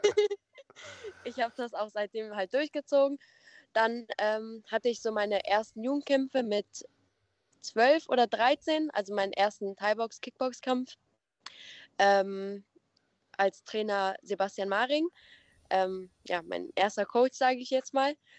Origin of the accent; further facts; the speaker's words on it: Nettetal, North Rhine-Westphalia, Germany; ich bin 20 Jahre alt und komme aus Nettetal. Das ist in der Nähe von ähm, Krefeld und Mönchengladbach